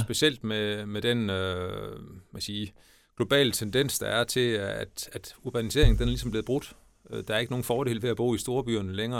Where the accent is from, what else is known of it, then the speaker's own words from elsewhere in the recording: Denmark; moved away as an adult; also born or lived in Brussels, Belgium / Scotland / Germany; jeg flyttede hjem, hvis man kan sige sådan, til min hjemmeegn og, til mit barndomshjem i, i 2012